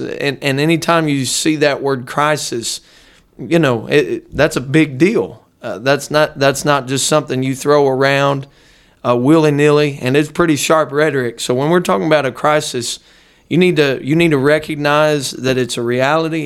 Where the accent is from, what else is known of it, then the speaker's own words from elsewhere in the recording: Dayton, Ohio, United States; now in Hamilton, United States; I was raised not far from here, just about forty miles north of here in a little suburb of Dayton